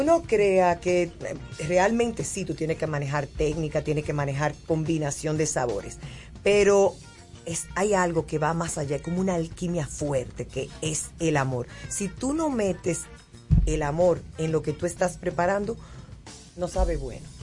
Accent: Dominican Republic; yo soy dominicana

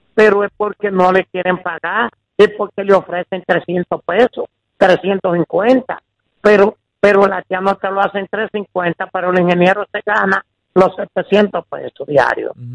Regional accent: Santiago Rodríguez, Dominican Republic; donde yo nací, hay 70 haitianos y 30 dominicanos. ¿Dónde es eso? Y yo le pregunto en Santiago Rodríguez, un campo en Santiago Rodríguez

